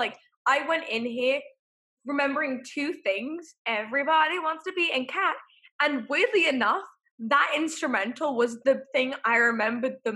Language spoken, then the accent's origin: English; United Kingdom; We're British.